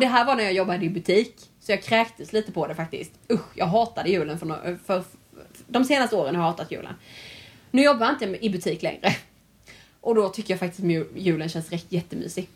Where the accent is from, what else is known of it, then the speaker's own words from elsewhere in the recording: Värnamo, Jönköping County, Sweden; now in Halmstad, Sweden; jag är ju från Värnamo från början